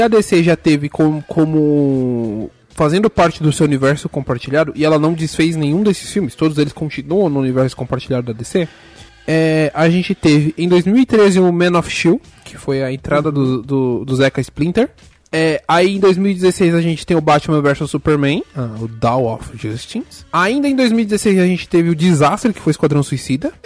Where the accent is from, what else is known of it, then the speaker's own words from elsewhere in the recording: São Paulo, Brazil; a gente é de São Paulo